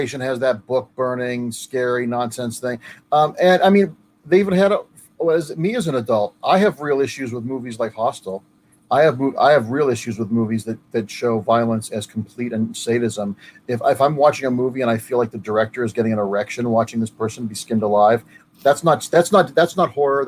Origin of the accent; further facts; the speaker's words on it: Ohio, United States; as a kid growing up in Ohio